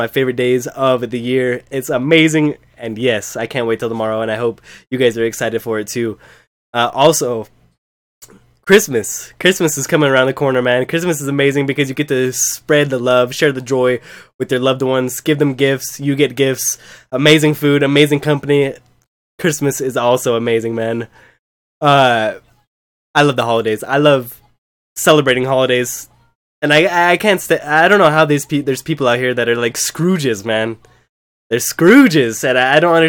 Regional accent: United States; I'm American

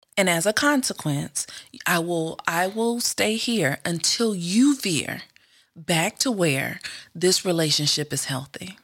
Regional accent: the South, United States; moved away; also born or lived in Indiana; we grew up in the South.

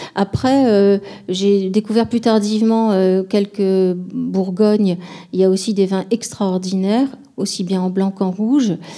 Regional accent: Bordeaux, Nouvelle-Aquitaine, France; étant bordelaise, euh, j'ai été élevée dans une tradition

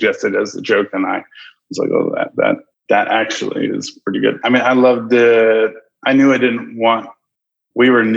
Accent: Maryland, United States; moved away as an adult; now in Nebraska, United States; I grew up in Maryland, and my dad has done remodeling his whole life.

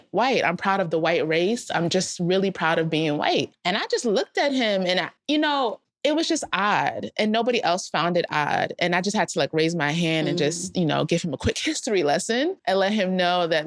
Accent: South Orange, New Jersey, United States; moved away as an adult; also born or lived in Philadelphia; I grew up in South Orange, New Jersey

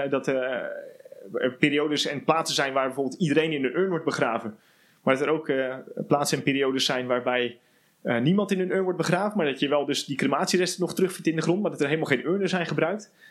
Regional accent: Netherlands; zijn wij een, echt een, grappig mengelmoesje eigenlijk hier als Nederlanders

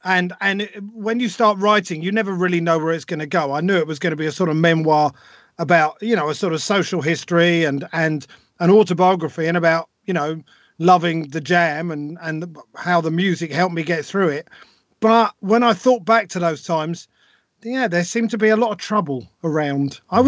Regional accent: Harlesden, London, United Kingdom; And I guess I grew up in Northwest London in Harlesden, which was quite a rough place.

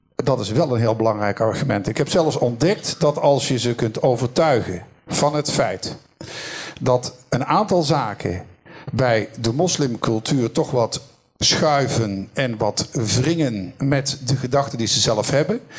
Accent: Netherlands; als Nederlander, West-Europeaan

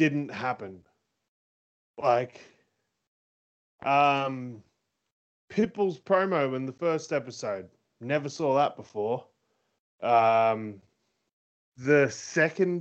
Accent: Rutherglen, Victoria, Australia; I was raised in Rutherglen

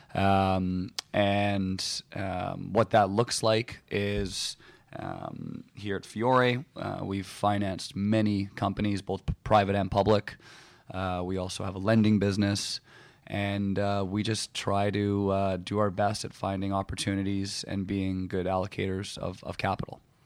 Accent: West Vancouver, British Columbia, Canada; growing up in Vancouver, um, actually growing up in, in West Vancouver

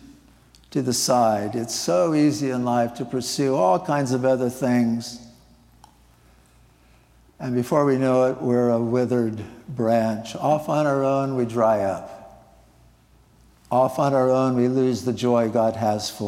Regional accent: Nebraska, United States; moved away; I grew up in Nebraska, living near the Platte River

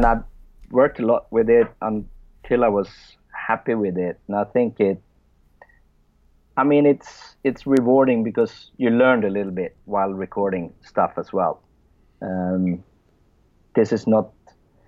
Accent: Sweden; English is a second language; English is not my first language, since I'm Swedish

